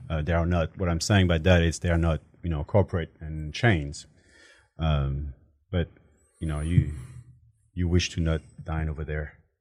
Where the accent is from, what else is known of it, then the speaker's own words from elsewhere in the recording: Paris, Île-de-France, France; English is a second language; moved away as an adult; now in Houston, United States; I'm a full-blood Portuguese, born and raised in France